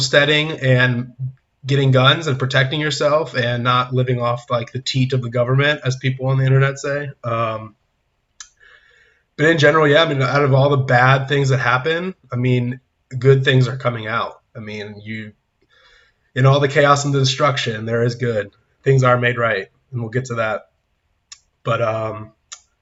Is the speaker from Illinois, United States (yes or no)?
no; San Diego, California, United States; moved away as an adult; now in Nashville, United States; I'm from California, coming from San Diego, but I'm in Nashville, Tennessee now, as of the last few months